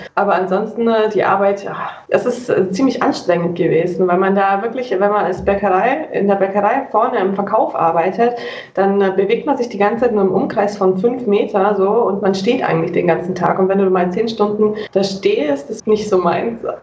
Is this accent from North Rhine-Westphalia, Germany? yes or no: no; near Munich, Bavaria, Germany; Also ich komme, wie gesagt, aus Bayern, Nähe München.